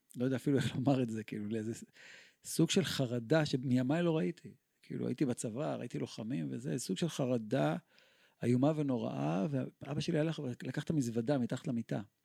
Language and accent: Hebrew; Tel Aviv, Tel Aviv District, Israel; אנחנו גדלנו בכל העולם שלנו. אני זוכר את המצעדים הצבאיים שהיו ברחובו, ברחובות בתל אביב